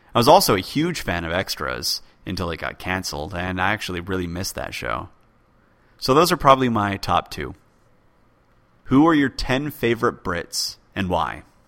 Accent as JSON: {"language": "English", "country": "United States", "tie": "born or raised there", "also_born_or_lived": "United Kingdom", "said": "I'm from the U K, though functionally I'm American since I went through American schools."}